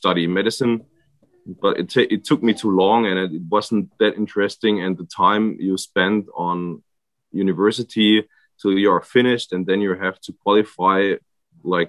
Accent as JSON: {"language": "English", "area": "area where the Danube has its source, near Freiburg im Breisgau", "region": "Baden-Württemberg", "country": "Germany", "tie": "born or raised there", "second_language": "English", "said": "I grew up here in this area. It's like where the Danube has its spring"}